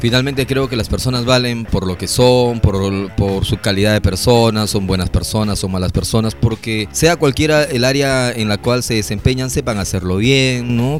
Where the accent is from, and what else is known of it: Peru